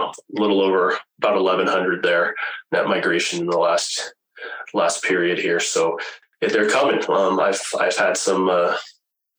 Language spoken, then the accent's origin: English; Alameda, California, United States; also born or lived in Grand Junction, Colorado; now in Medicine Hat, Canada; I grew up in the San Francisco Bay Area, in a town called Alameda